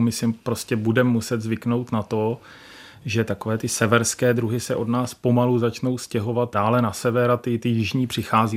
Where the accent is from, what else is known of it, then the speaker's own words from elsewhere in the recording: Czechia; Já jsem eh, z Podbrdská, tam ty vlhké louky